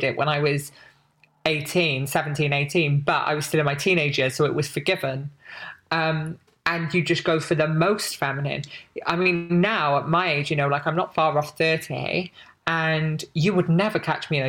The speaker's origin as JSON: {"language": "English", "town": "Barry", "region": "Wales", "country": "United Kingdom", "tie": "born or raised there", "said": "I'm from Wales, lived in this town in Wales."}